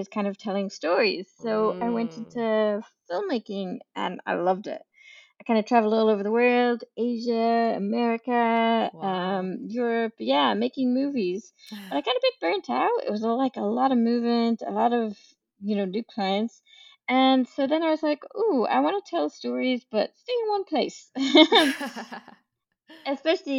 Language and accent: English; Ireland; moved away as an adult; also born or lived in Edinburgh; I grew up in Ireland on a farm in the middle of nowhere with three older brothers